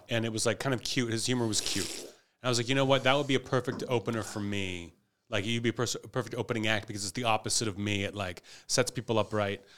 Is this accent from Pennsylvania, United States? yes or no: yes; Pittsburgh, Pennsylvania, United States; moved away; I was from Pittsburgh